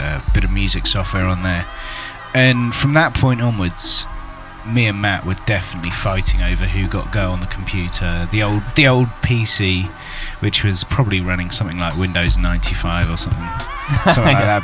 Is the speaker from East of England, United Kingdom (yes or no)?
yes; Cambridge, East of England, United Kingdom; Cambridge, and born and bred.